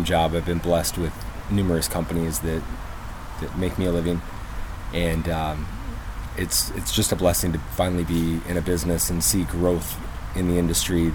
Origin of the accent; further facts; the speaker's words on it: Flint, Michigan, United States; now in Tennessee, United States; I was born in Flint, Michigan